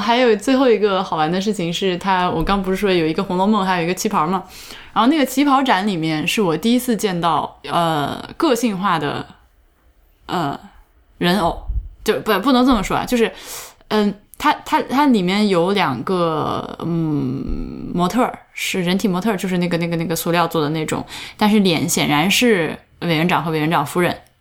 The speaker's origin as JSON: {"language": "Chinese", "region": "Central Plains", "country": "China", "moved": "yes", "lives_now": "Canada", "said": "虽然我是个中原人"}